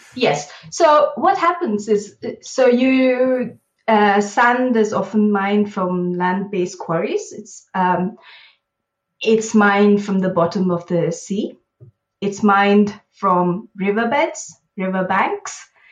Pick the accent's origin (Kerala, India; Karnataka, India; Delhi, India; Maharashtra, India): Karnataka, India; Bangalore; moved away as an adult; now in London, United Kingdom; I grew up in Bangalore in India